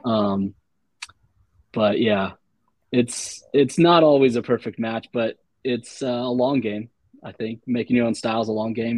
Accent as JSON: {"language": "English", "town": "Dayton", "region": "Ohio", "country": "United States", "said": "I'm from Ohio"}